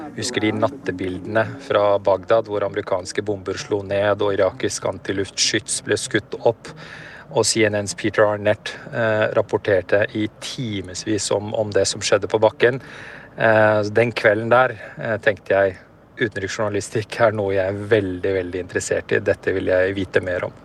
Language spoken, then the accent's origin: Norwegian; Oslo, Norway; moved away as an adult; also born or lived in Afghanistan / Peshawar, Pakistan; now in Beirut, Lebanon; Jeg vokste opp på Grünerløkka